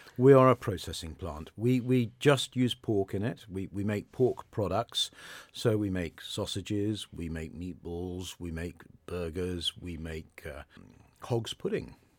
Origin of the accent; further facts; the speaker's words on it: Modbury, South West England, United Kingdom; moved away as an adult; also born or lived in London; I grew up in the Modbury area.